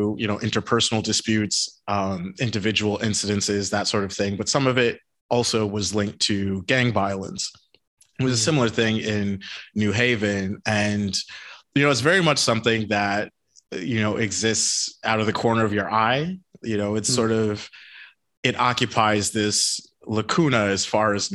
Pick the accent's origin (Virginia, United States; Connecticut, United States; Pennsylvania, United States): Connecticut, United States; also born or lived in Massachusetts; I was born in Massachusetts, but we moved to Connecticut when I was just a little kid.